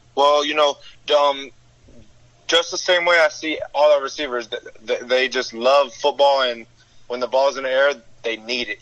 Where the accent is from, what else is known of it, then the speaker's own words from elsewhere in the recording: South Florida, United States; growing up in South Florida is just competition no matter where you're